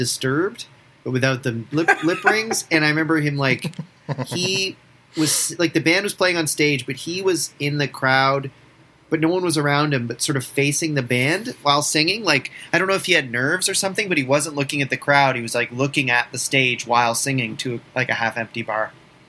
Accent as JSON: {"language": "English", "town": "Orangeville", "region": "Ontario", "country": "Canada", "tie": "born or raised there", "said": "growing up in Orangeville, small town in Ontario"}